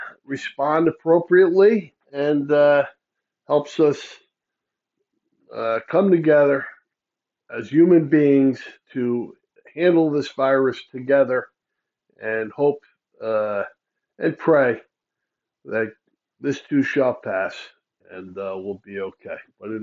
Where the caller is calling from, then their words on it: New York, United States; I am calling you from New York.